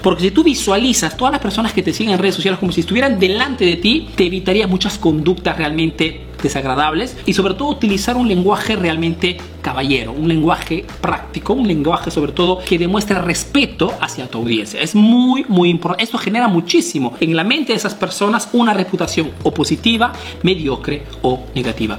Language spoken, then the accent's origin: Spanish; Peru; now in Italy